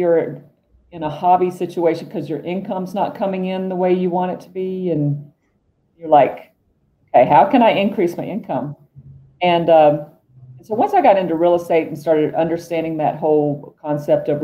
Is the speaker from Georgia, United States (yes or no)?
yes; Georgia, United States; moved away as an adult; also born or lived in Atlanta / New York; now in Golden, United States; I worked in Atlanta and New York. I'm from Georgia.